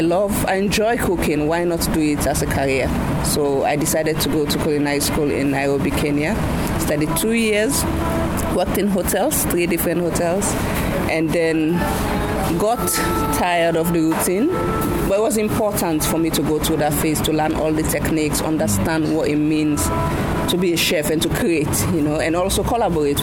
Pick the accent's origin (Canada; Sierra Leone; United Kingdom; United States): Sierra Leone; also born or lived in Guinea; now in Accra, Ghana; I grew up in Sierra Leone